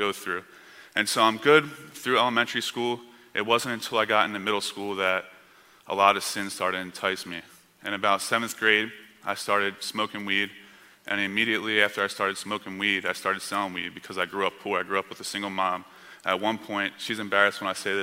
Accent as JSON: {"language": "English", "area": "near Camden", "region": "New Jersey", "country": "United States", "tie": "born or raised there", "moved": "yes", "said": "I was born in a city called Camden, New Jersey, which at one time was one of the most dangerous cities in America and also the most poverty-stricken area in America. And so I grew up about 10, 15 minutes away from there"}